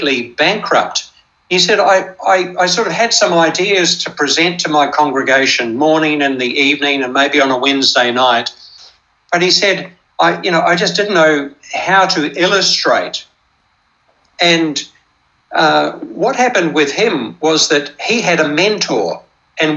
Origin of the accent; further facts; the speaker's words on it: New Zealand; I grew up in New Zealand, and I trained as a Baptist to be a Baptist minister